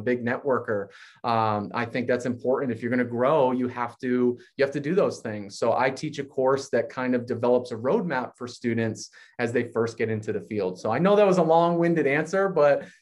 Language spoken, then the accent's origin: English; Massachusetts, United States; I'm from Massachusetts.